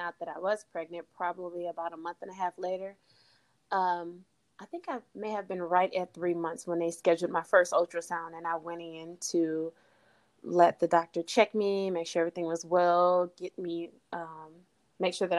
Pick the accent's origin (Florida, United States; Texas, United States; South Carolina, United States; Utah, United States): Texas, United States; moved away; also born or lived in Port Arthur, Texas; I'm from Texas, so I was still in Texas